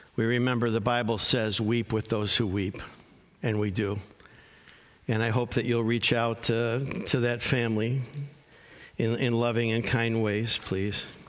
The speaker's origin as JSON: {"language": "English", "town": "Arlington Heights", "region": "Illinois", "country": "United States", "tie": "born or raised there", "said": "I grew up in Arlington Heights, Illinois, a northwest suburb of Chicago"}